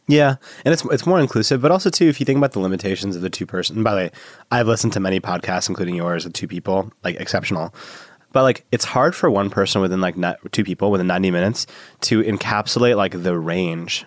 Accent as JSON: {"language": "English", "town": "Chicago", "region": "Illinois", "country": "United States", "tie": "born or raised there", "said": "I was born in Chicago"}